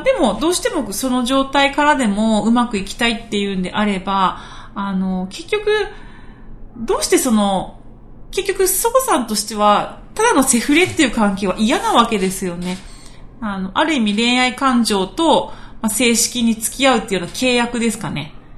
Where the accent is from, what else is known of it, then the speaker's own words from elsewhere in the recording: Okinawa, Japan; accent: Okinawan dialect; ちょっと沖縄の方言出ちゃいましたけど